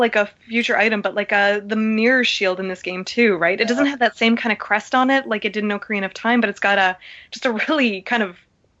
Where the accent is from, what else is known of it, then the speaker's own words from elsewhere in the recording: Canada; As a Canadian